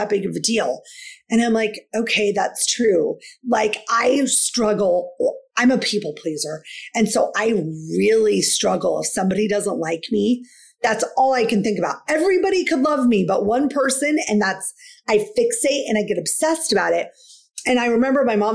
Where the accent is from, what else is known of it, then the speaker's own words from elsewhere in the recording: Washington, United States; I'm from Washington State